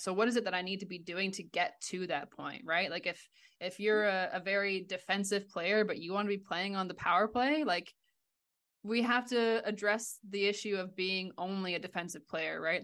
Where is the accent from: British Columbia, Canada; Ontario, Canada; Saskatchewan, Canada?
Ontario, Canada; moved away as an adult; I grew up in Ontario, went out to, to university and played for five years on the East Coast, ended up moving overseas